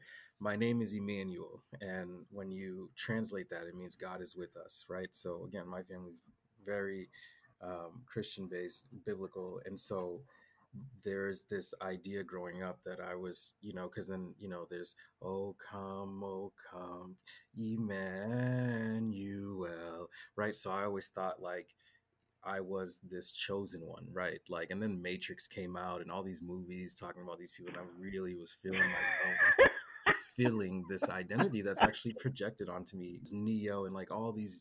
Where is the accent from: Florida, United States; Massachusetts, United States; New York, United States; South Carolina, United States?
Massachusetts, United States; Boston; moved away; also born or lived in San Diego; I grew up in Boston